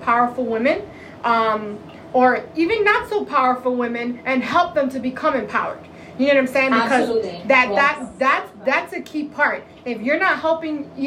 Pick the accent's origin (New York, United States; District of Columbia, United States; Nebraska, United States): New York, United States; New York City; now in Central Florida, United States; I'm a Brooklyn girl all day